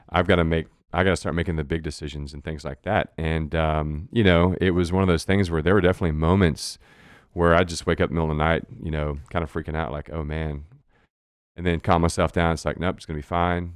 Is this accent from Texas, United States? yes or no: yes; Goliad, Texas, United States; now in San Marcos, United States; I grew up in South Texas in, in Goliad, small